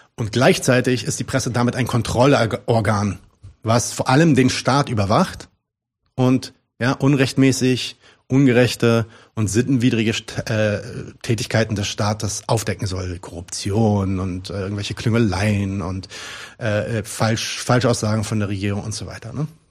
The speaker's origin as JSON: {"language": "German", "country": "Palestine", "said": "ich bin ja Palästinenser"}